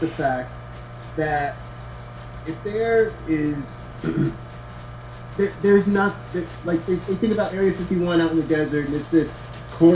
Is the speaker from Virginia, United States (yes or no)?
yes; Manassas, Virginia, United States; I come from Manassas, Virginia. That's like 30 minutes outside of D.C., but it's rural.